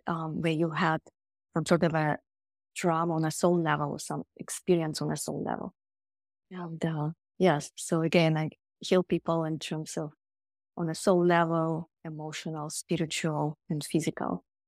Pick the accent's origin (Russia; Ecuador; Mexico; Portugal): Russia; Siberia; moved away; I grew up in Siberia